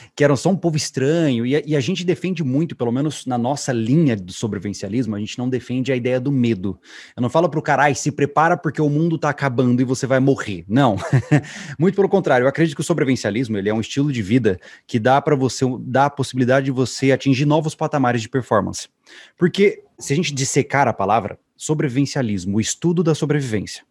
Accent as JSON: {"language": "Portuguese", "town": "Campo Grande", "region": "Mato Grosso do Sul", "country": "Brazil", "tie": "born or raised there", "said": "eu fui criado, eu sou de Mato Grosso do Sul, Campo Grande"}